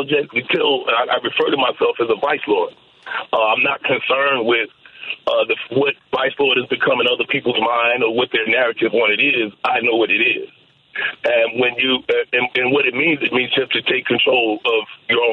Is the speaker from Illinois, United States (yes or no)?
yes; Chicago, Illinois, United States; now in Maui, United States; as a Chicagoan